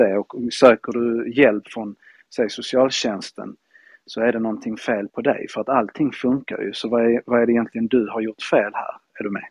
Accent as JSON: {"language": "Swedish", "country": "Spain", "tie": "born or raised there", "moved": "yes", "lives_now": "Malmö, Sweden", "said": "Jag är ju halvspanjor och halv, halvfinne. Född i ah. Spanien."}